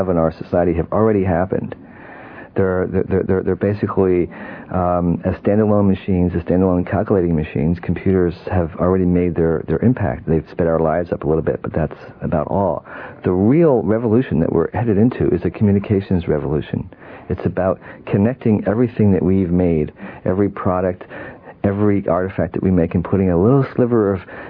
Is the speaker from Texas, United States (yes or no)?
no; Pacifica, California, United States; my hometown in Pacifica, California